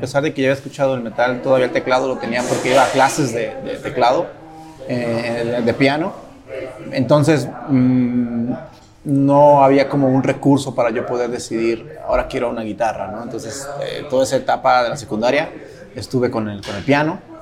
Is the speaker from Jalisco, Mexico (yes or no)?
yes; La Barca, Jalisco, Mexico; also born or lived in Ocotlán; yo soy de un pueblo, soy de La Barca